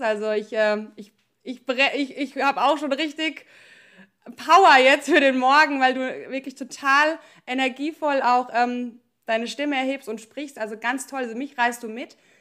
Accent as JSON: {"language": "German", "country": "Germany", "said": "ich komme aus dem Odenwald"}